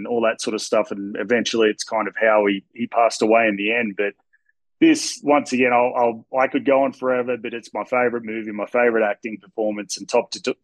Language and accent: English; Australia; I'm Australian